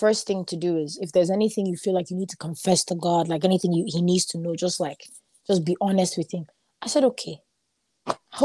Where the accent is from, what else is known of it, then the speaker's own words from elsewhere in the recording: Dublin, Leinster, Ireland; moved away; also born or lived in Limerick; I'm from Dublin. Dublin is the capital city, and that's where all my friends are, everybody that I know.